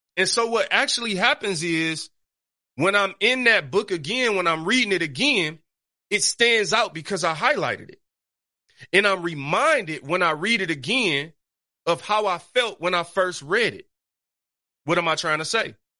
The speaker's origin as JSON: {"language": "English", "town": "Detroit", "region": "Michigan", "country": "United States", "tie": "born or raised there", "said": "I grew up on Seven Mile East Side Detroit in the hood"}